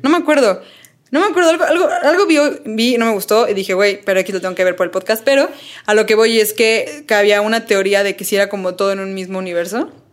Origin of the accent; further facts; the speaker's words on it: Mexico; Donde yo antes vivía de niña en Cuapita la Bella. cuapa Eh, Cuapa.